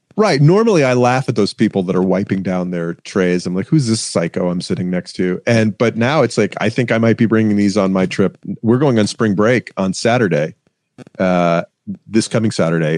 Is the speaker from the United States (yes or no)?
yes; Atlanta, Georgia, United States; I'm from Atlanta. I live in Atlanta